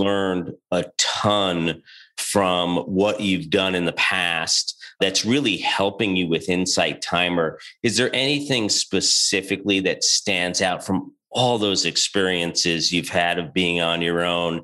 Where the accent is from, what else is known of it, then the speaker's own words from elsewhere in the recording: New York, United States; moved away as an adult; also born or lived in Boston; I'm from New York